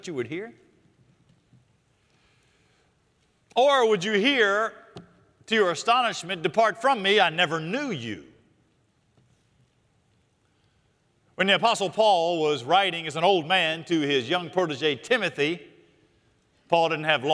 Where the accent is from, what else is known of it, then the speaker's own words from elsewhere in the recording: Charlotte, North Carolina, United States; I grew up here in Charlotte, went to Bain Elementary, Northeast Junior High, and Independence High School